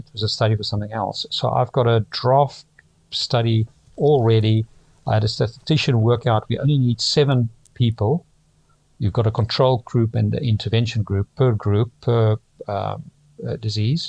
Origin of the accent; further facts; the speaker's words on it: Pretoria, Gauteng, South Africa; moved away as an adult; now in London, United Kingdom; I grew up in Pretoria, South Africa